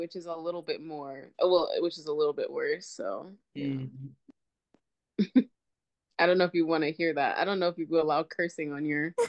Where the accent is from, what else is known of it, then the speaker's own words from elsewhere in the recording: Nashville, Tennessee, United States; now in Chicago, United States; I am living in Chicago. I'm originally from Nashville